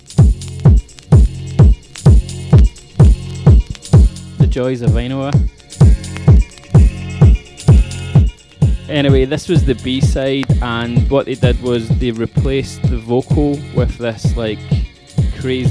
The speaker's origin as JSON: {"language": "English", "town": "Glasgow", "region": "Scotland", "country": "United Kingdom", "said": "he recognised my accent and he said, \"Are you from Glasgow?\" I said, \"Yep.\""}